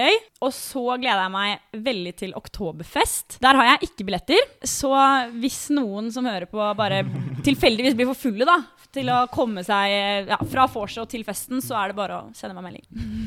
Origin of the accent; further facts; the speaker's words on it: Bærum, Akershus, Norway; moved away; Jeg kommer fra Bærum, som mange andre.